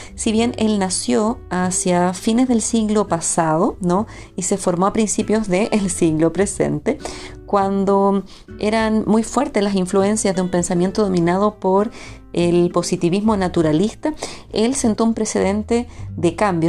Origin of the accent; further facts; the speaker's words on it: Chile; Chile, mi país de origen